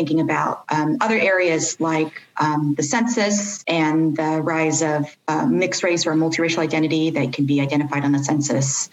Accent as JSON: {"language": "English", "town": "Stockton", "region": "California", "country": "United States", "moved": "as an adult", "lives_now": "Los Angeles, United States", "said": "I'm originally from Northern California or Central Valley, Stockton, California"}